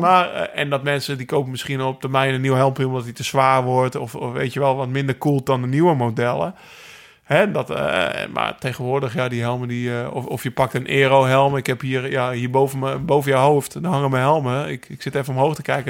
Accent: Netherlands; wij rijden als Nederlanders

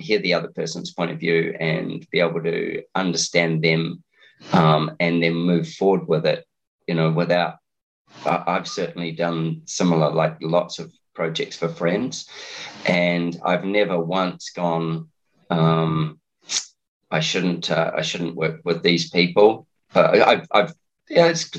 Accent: New Zealand; also born or lived in Steamboat Springs, Colorado; now in Australia; I'm a Kiwi, but I live in Australia

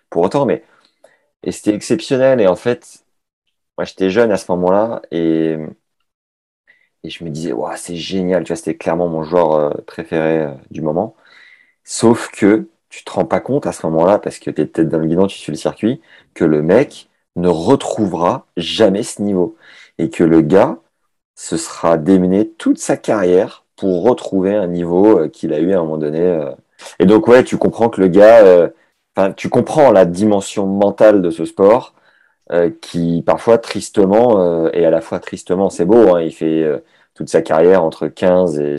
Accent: Toulouse, Occitania, France; J'ai fait un an euh, chez moi à Toulouse quand j'avais 13 ans.

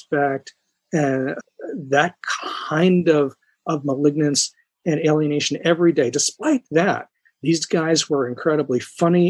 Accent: New York, United States; I'm from New York

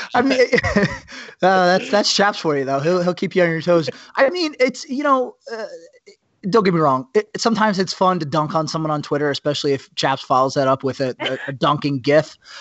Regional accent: New Jersey, United States; now in New York, United States; I am from Jersey

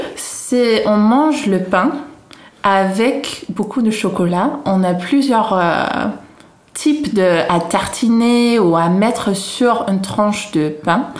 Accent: Haarlem, North Holland, Netherlands; French is a second language; now in France; je viens d'une ville à côté d'Amsterdam qui s'appelle Harlem

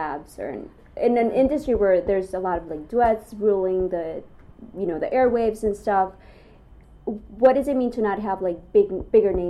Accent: Chicago, Illinois, United States; I'm from Chicago

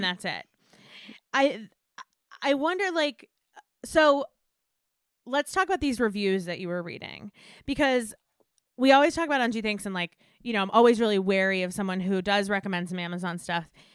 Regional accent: Westchester, New York, United States; I grew up in Westchester

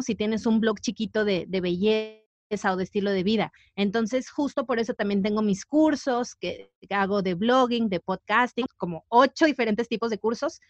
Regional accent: Mazatlán, Sinaloa, Mexico; moved away; yo soy de Mazatlán

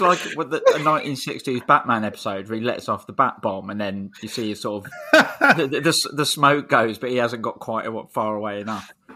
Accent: London, United Kingdom; I'm from Streatham and I've lived in SW16 my whole life

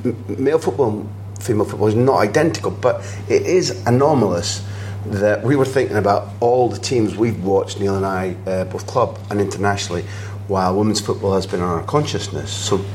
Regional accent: Scotland, United Kingdom; as a Scot

